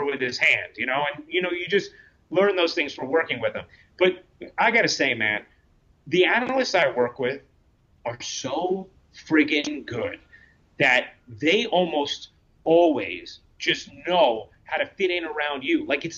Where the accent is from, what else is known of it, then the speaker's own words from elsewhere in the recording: New York, United States; being a New Yorker too, I think like New York fans, Brooklyn fans are going to really relate to him